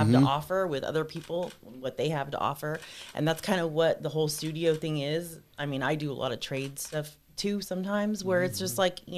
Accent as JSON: {"language": "English", "town": "Fresno", "region": "California", "country": "United States", "said": "I'm from Fresno"}